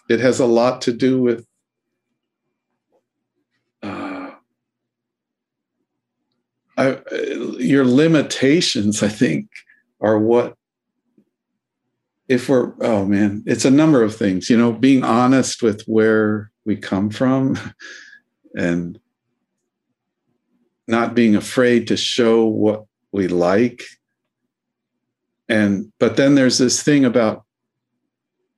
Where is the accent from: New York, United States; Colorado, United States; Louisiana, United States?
Colorado, United States; Denver; I grew up in Denver